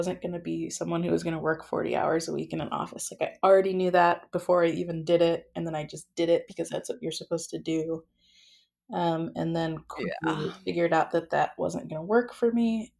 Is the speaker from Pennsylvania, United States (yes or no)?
no; Oak Park, Illinois, United States; also born or lived in Muncie, Indiana; I grew up in Oak Park, Illinois. And that's the first suburb west of Chicago.